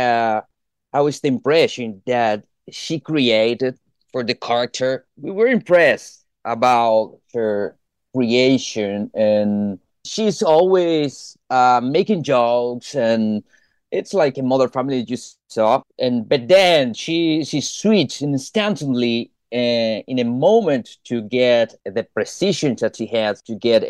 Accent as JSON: {"language": "English", "country": "Argentina", "said": "I'm from Argentina"}